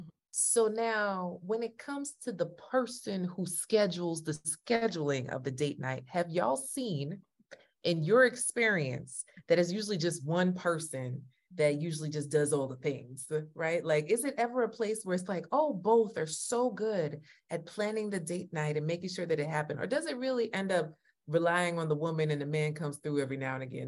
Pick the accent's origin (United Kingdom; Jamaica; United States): Jamaica; You know I'm Jamaican, right?